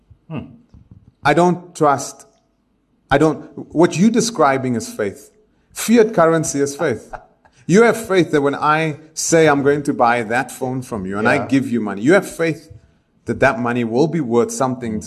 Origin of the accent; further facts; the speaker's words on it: Johannesburg, Gauteng, South Africa; moved away; also born or lived in Israel; When I grew up in El Dorado Park, my purview was Dickies jeans, Superga shoes, white wall rims, and cassette decks